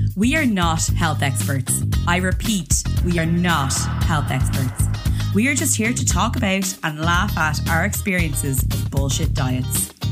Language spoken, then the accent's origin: English; Ireland; As an Irish person